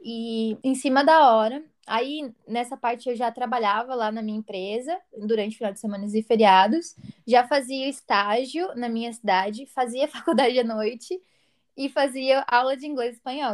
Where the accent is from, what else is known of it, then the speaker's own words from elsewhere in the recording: interior of São Paulo, Brazil; Eu fui criada com meus avós no interior de São Paulo